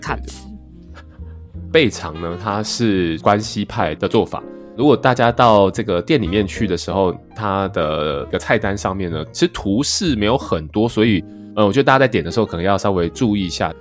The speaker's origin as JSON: {"language": "Chinese", "country": "Taiwan", "said": "对我们台湾人来讲也是"}